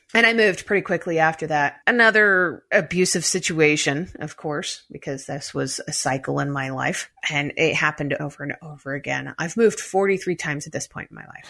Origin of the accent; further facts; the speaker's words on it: United States; also born or lived in United Kingdom; now in Denver, United States; I'm an American